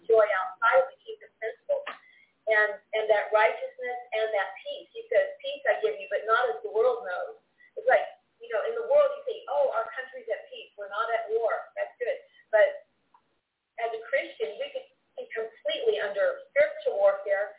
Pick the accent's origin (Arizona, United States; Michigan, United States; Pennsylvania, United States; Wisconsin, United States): Arizona, United States; now in Honduras; I'm from the West Coast. I was born in Arizona with that background